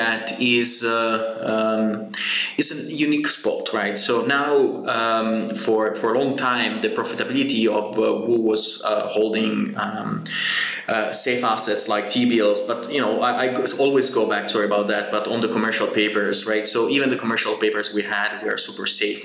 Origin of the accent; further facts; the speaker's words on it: Genoa, Liguria, Italy; I come from Genoa